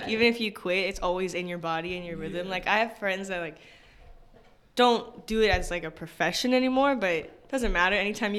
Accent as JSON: {"language": "English", "region": "Hawaii", "country": "United States", "said": "But I'm from Hawaii."}